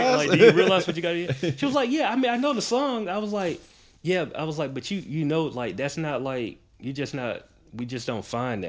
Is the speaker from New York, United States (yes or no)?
no; Macon, Georgia, United States; I'm from Macon, Word. Georgia.